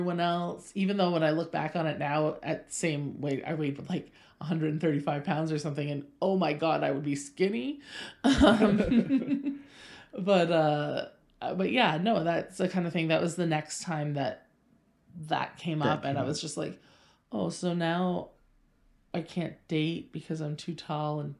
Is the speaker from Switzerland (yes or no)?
no; Pembroke, Ontario, Canada; also born or lived in Saint John, New Brunswick; I was born in St. John, New Brunswick, lived in Pembroke, Ontario for about a decade through my elementary school years